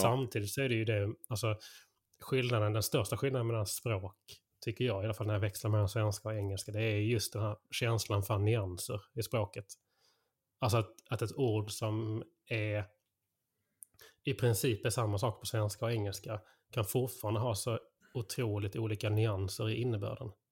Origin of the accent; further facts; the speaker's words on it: Skåne, Sweden; som skåning